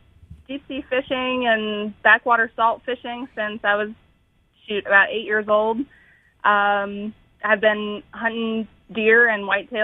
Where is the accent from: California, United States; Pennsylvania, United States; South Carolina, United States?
Pennsylvania, United States; born there; also born or lived in Ohio / New York / Kentucky; I was born in Pennsylvania, lived in Ohio, upstate New York, Kentucky, a little bit of everywhere.